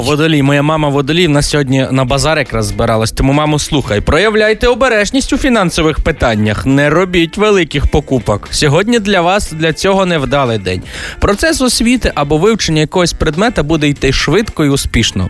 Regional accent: Lviv Oblast, Ukraine; я сам з Львівщини

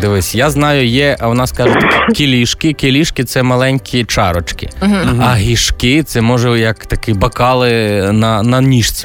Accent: Lviv Oblast, Ukraine; я сам з Львівщини

